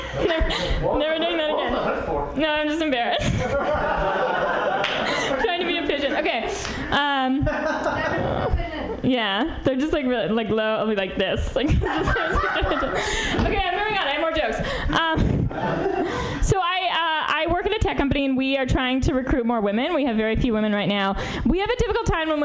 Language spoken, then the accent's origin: English; New York, United States; now in San Francisco, United States; I'm from New York originally.